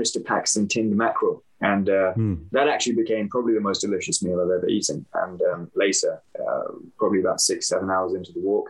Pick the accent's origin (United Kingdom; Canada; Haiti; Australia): United Kingdom; I'm British Pakistani